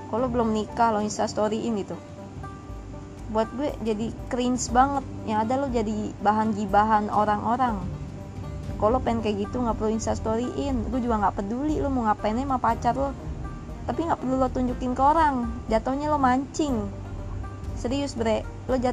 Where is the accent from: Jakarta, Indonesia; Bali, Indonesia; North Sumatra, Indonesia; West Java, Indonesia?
Jakarta, Indonesia; born there; padahal gue asli Padang emang gue lahir di Jakarta